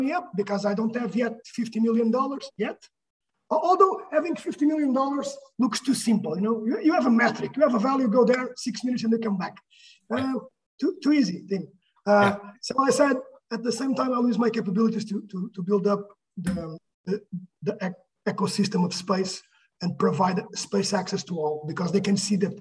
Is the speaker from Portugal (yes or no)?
yes; Portugal; moved away as an adult; now in United States; I'm from Portugal